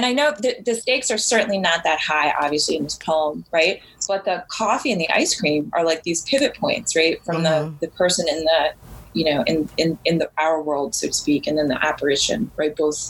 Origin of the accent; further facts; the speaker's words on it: New Jersey, United States; I'm from Jersey.